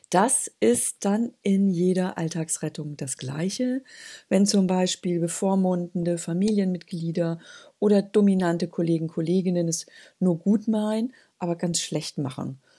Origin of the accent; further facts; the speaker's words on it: Northern Germany, Germany; ja bei uns in Norddeutschland würde man sagen, als Spünkigerei, als düstere Prophezeiung in den Wind